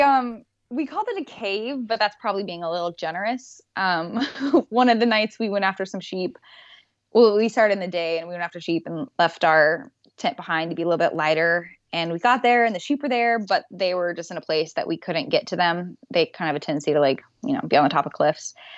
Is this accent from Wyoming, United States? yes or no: yes; Wyoming, United States; now in Alaska, United States; I grew up in Wyoming, so, and my dad was a hunter